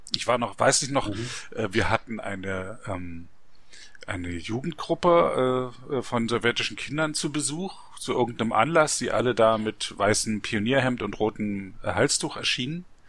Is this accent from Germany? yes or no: yes; East Germany, Germany; ich bin ja in der DDR aufgewachsen.